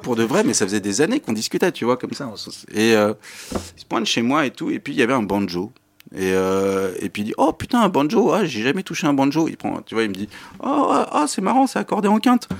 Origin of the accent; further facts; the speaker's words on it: Issy-les-Moulineaux, Île-de-France, France; je suis un espagnol d'ici des Moulineaux